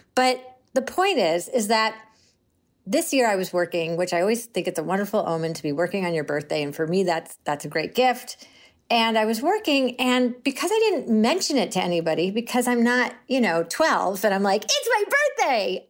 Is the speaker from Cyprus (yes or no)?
no; Syracuse, New York, United States; I grew up in Syracuse